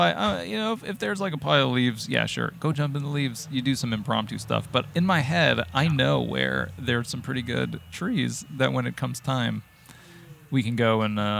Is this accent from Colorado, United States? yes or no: yes; Colorado, United States; now in Los Angeles, United States; growing up in Colorado, there's trees everywhere.